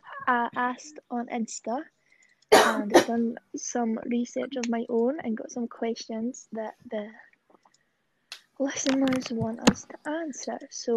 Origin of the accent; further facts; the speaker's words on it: Glasgow, Scotland, United Kingdom; I was born in 1999 in Glasgow.